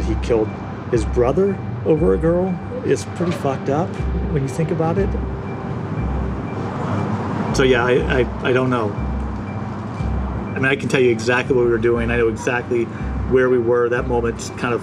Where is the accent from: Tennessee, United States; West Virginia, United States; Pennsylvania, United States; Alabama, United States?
Alabama, United States; Mountain Brook; I grew up in Mountain Brook, Alabama, this kind of upper middle class suburb of Birmingham.